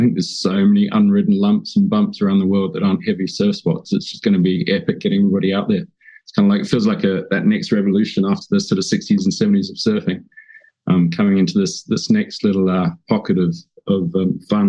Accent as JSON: {"language": "English", "country": "Hong Kong", "tie": "born or raised there", "also_born_or_lived": "New Zealand", "said": "I grew up on the water, and I was born in New Zealand, but grew up in Hong Kong. My dad was an engineer, moved there in the sort of late 70s."}